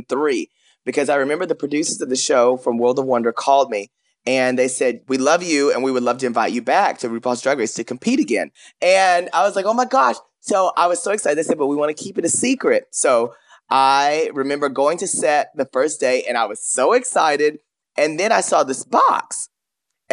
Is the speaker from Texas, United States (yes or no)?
yes; Paris, Texas, United States; I grew up in a small town. You remember, I'm from Paris, Texas